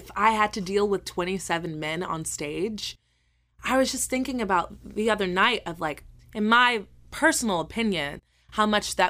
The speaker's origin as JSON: {"language": "English", "region": "the South", "country": "United States", "said": "am a very bubbly, charismatic person, and I'm from the South, and a smile can get you anywhere in the South, and we just know it."}